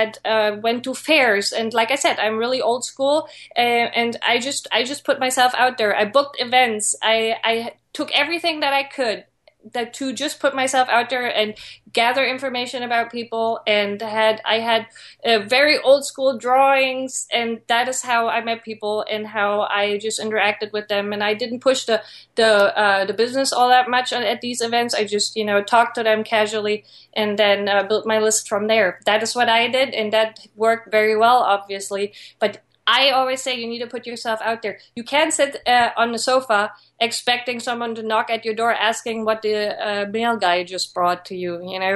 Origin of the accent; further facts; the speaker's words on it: Germany; moved away; I came from Germany and I didn't know anyone.